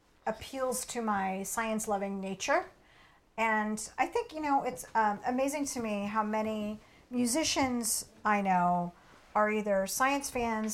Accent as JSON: {"language": "English", "town": "Portland", "country": "United States", "tie": "born or raised there", "said": "I grew up in Portland"}